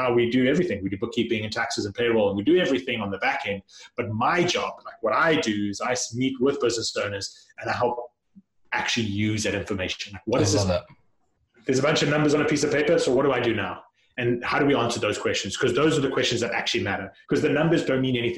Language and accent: English; South Africa; moved away as an adult; I grew up in South Africa, and when I finished high school, went off to college, and college in South Africa is a little bit different